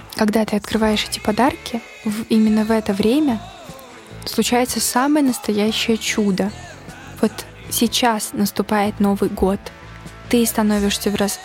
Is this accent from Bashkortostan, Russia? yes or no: yes; Ufa, Bashkortostan, Russia; moved away; в такой русской глубинке, в родном городе